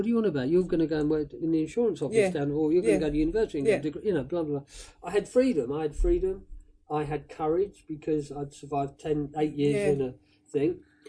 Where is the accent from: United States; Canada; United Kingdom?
United Kingdom; Woking, South East England; moved away as an adult; also born or lived in London; So, but I loved Woking. I still feel like, because I'd moved around a lot with the mad woman, but Woking, I was there from 10 to 18. Yeah. So I feel like Woking is my hometown.